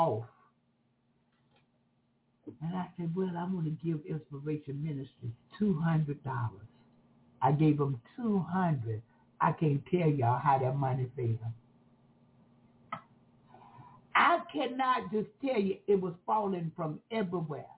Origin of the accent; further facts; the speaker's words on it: Jacksonville, Florida, United States; accent: country; I'm from Jacksonville, Florida